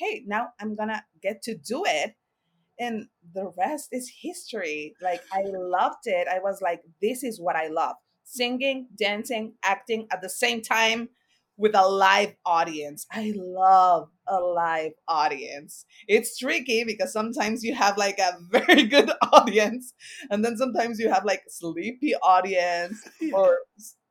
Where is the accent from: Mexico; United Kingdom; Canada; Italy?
Mexico; Mexico City; now in New York City, United States; I was born and raised in La Ciudad de Mexico, Mexico City.